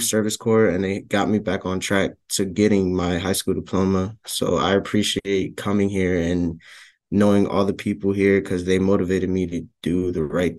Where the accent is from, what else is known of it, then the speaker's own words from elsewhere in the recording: Hartford, Connecticut, United States; it was challenging because like, I was, like, uncomfortable, like, going down the streets to go to school